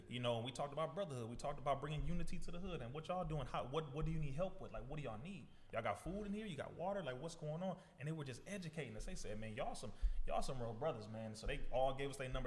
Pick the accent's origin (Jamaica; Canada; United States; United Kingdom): United States; Compton, California; being born, first of all, in Compton, the youngest of ten children